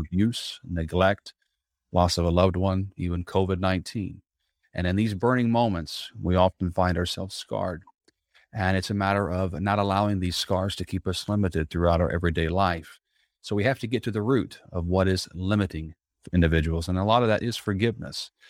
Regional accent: Southern Indiana, United States; now in Tampa, United States; growing up in Southern Indiana, I now live here in Tampa, Florida

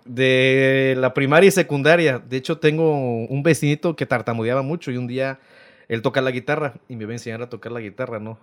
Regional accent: Rodríguez Clara, Veracruz, Mexico; also born or lived in Loma Bonita, Oaxaca; Nací en Loma Bonita, pero toda mi vida me, me crié en Rodríguez Clara.

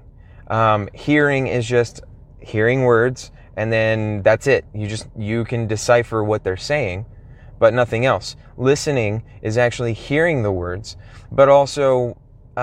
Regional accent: Texas, United States; I'm from Texas, and so I'm already speaking pretty slowly, a lot slower than people, say, in New York or California, some other place

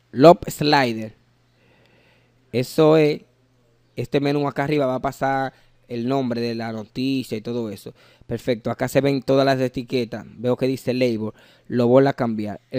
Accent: Dominican Republic; Las S yo no las pronuncio porque yo soy dominicano, pero yo sé pronunciarla.

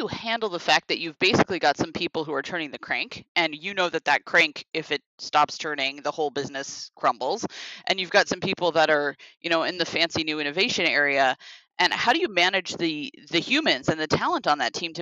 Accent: Seattle, Washington, United States; moved away; I'm from Seattle originally

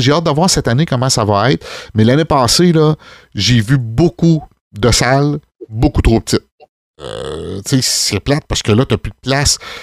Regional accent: Saint-Rosaire, Quebec, Canada; on vient de la campagne, on vient de Saint-Rosaire

